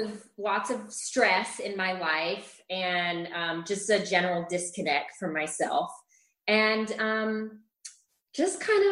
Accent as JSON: {"language": "English", "region": "Scotland", "country": "United Kingdom", "also_born_or_lived": "Middle East / Chile / New Orleans", "moved": "yes", "lives_now": "Austin, United States", "said": "But yeah, I am from Scotland. I have moved around a lot. I lived in the Middle East. I lived in Chile, in South America, in New Orleans, and I've lived in Austin for 10 years."}